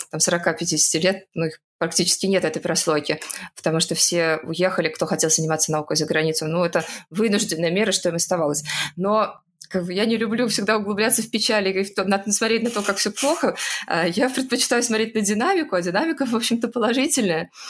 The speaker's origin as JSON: {"language": "Russian", "region": "Saint Petersburg", "country": "Russia", "lives_now": "Moscow, Russia", "said": "А, я, например, из Петербурга переехала в Москву, и четко понимаю, что все мои однокурсники могли себе позволить заниматься наукой только если их муж кормил"}